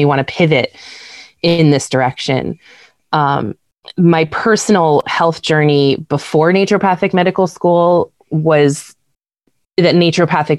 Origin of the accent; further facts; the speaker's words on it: Easton, United States; Growing up in Easton